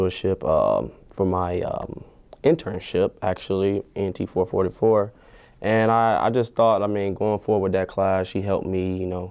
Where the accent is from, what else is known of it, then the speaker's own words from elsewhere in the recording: Miami, Florida, United States; growing up in Miami, Florida